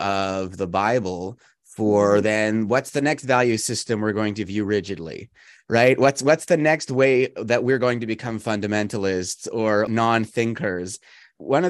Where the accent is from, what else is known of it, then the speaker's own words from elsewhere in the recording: Canada; also born or lived in United States; I'm Canadian, but I'm also American